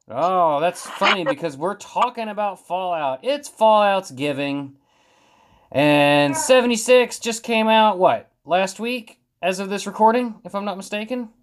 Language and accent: English; West Virginia, United States; We're all from West Virginia